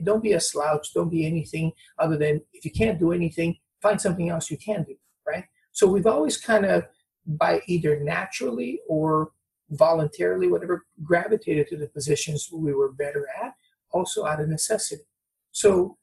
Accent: Brazil; moved away; also born or lived in Newport Beach; I'm from Brazil.

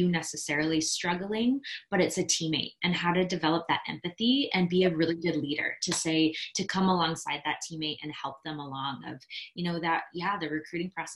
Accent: Midwest, United States; I grew up in the Midwest

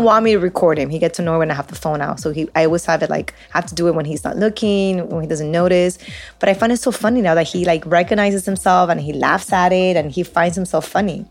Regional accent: Peru; first language Spanish; English is a second language; We're Peruvian. Spanish is my first language, English is my second language.

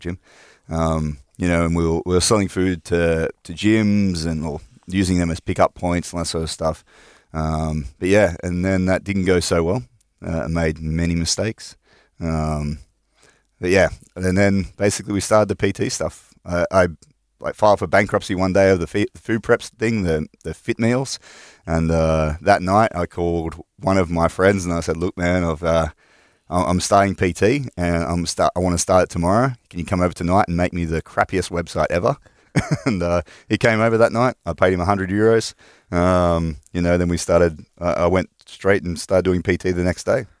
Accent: north of Sydney, New South Wales, Australia; moved away as an adult; also born or lived in Finland; I'm from Australia. right. um, from all around Australia, so mostly from like northern parts of Sydney, um, like two hours north of Sydney.

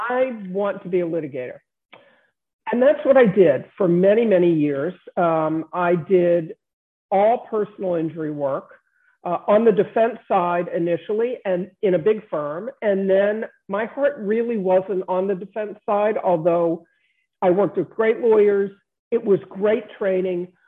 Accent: Baltimore, Maryland, United States; I was born and raised in Baltimore

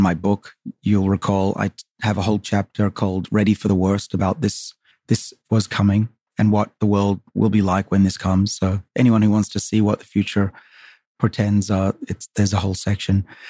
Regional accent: Sydney, New South Wales, Australia; moved away as an adult; now in United States; I grew up on the northern suburbs of Sydney, a little town called Saint Ives.

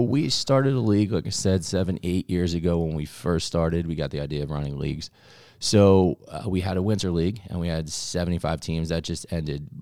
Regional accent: Ventnor, New Jersey, United States; moved away; also born or lived in Maryland; I actually grew up in New Jersey, and I grew up in Ventnor, which is on the Monopoly board

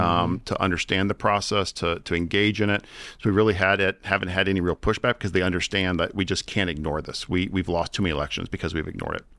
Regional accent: Virginia, United States; I'm from Virginia.

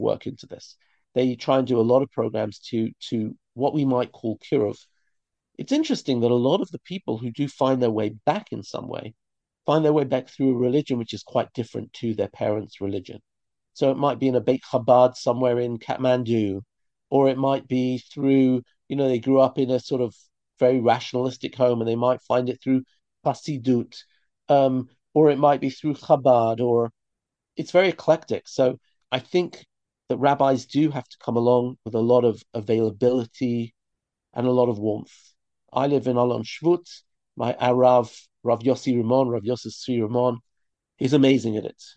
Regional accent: London, United Kingdom; moved away as an adult; now in Israel; I grew up in London in a religious community

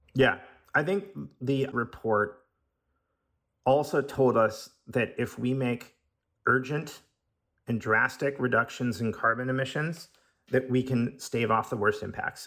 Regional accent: Seattle, Washington, United States; I'm from Seattle

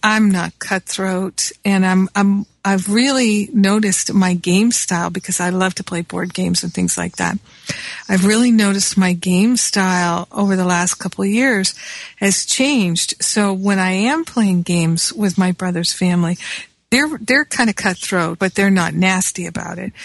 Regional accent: Rhode Island, United States; moved away; also born or lived in Michigan / Manhattan, New York; I grew up in Rhode Island as well as Michigan.

